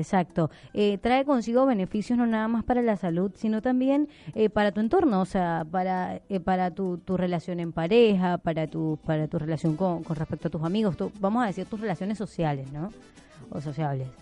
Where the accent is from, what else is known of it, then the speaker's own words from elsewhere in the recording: eastern Venezuela, Venezuela; now in Argentina; del oriente de Venezuela, playa